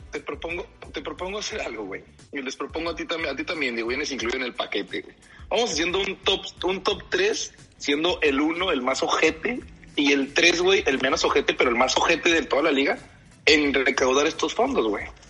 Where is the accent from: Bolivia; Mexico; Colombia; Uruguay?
Mexico; acá en México